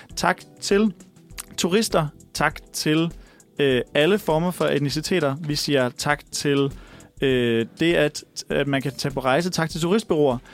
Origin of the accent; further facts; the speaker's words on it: Viborg, Central Denmark Region, Denmark; min hjemby Viborg